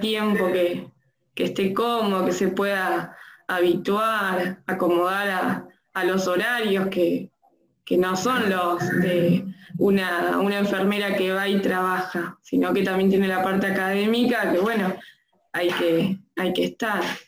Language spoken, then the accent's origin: Spanish; Tres Arroyos, Buenos Aires Province, Argentina; moved away as an adult; now in Bahía Blanca, Argentina; soy de Tres Arroyos